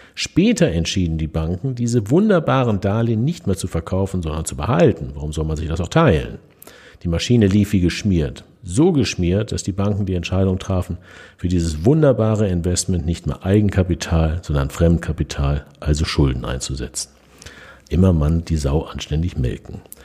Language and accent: German; Germany; bei uns in Deutschland